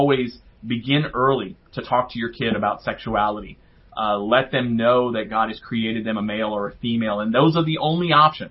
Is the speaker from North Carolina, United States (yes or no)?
no; New Orleans, Louisiana, United States; I grew up in New Orleans